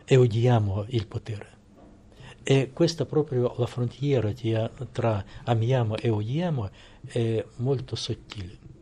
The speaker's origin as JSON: {"language": "Italian", "country": "Russia", "second_language": "Italian"}